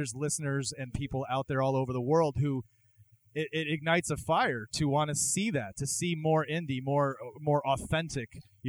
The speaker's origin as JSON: {"language": "English", "region": "the South", "country": "United States", "tie": "born or raised there", "moved": "yes", "said": "I grew up in the South"}